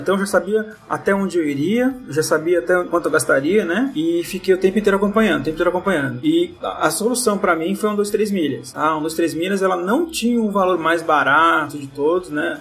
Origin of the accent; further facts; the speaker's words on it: São Paulo, Brazil; sou de São Paulo